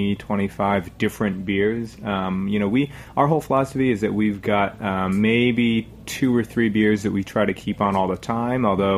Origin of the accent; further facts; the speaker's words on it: Rhode Island, United States; now in New York City, United States; I'm from Rhode Island originally